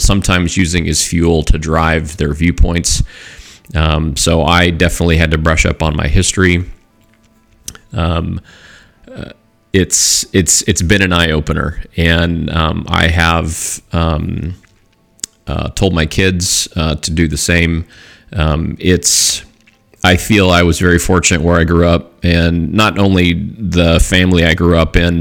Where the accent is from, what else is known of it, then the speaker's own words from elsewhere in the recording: Southern California, United States; growing up in Southern California